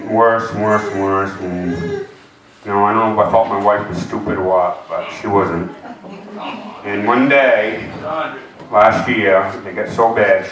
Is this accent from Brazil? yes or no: no; Blue Hill, Maine, United States; I'm from Blue Hill, Maine